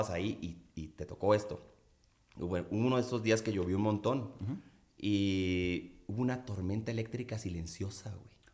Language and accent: Spanish; Culiacán, Sinaloa, Mexico; now in Mexico City, Mexico; Fíjate que siempre me clavé mucho con la lluvia en, Culiacán. La idea que yo tenía cuando llegué a vivir a la Ciudad de México es que en Culiacán llovía poco.